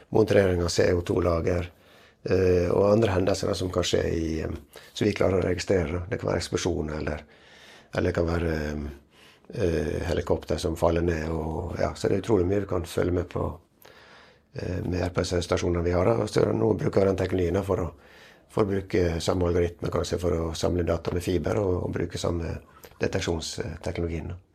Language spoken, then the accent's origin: Norwegian; Western Norway, Norway; Jeg er jo fra Vestlandet